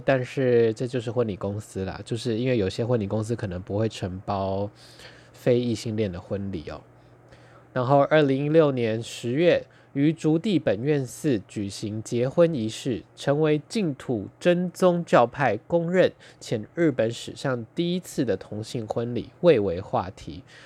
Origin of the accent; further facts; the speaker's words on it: Taitung County, Taiwan; now in Taipei, Taiwan; 我是台东出生，两个人都是乡下人，然后他后来到了东京，我到了台北